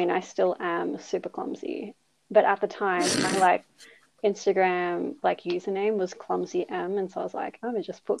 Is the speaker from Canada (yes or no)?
no; Melbourne, Victoria, Australia; I grew up in Melbourne, Australia, same as Eliza and Sarah